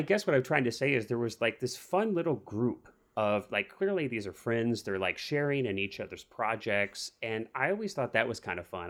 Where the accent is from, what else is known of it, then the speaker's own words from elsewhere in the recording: Missouri, United States; growing up in Missouri